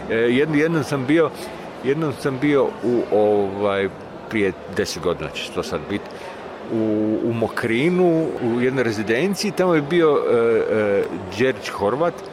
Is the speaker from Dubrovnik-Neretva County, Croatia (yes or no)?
no; Split-Dalmatia County, Croatia; moved away; taj moj zavičaj iz kojeg ja dolazim, ovaj, kad je to, ono prešao iz, iz, iz turskih u, u, u, u mletačke ruke, da tu se napravila neka granica prema Hercegovini